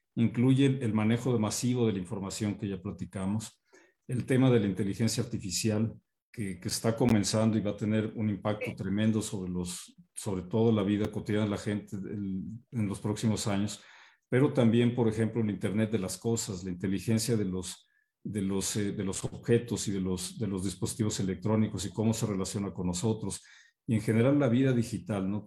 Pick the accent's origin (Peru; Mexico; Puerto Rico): Mexico; todos como mexicanos